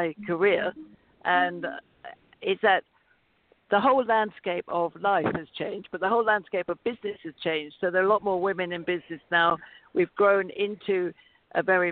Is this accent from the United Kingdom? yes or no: yes; United Kingdom; moved away as an adult; now in United States; I love being in America because I'm not an American. I'm British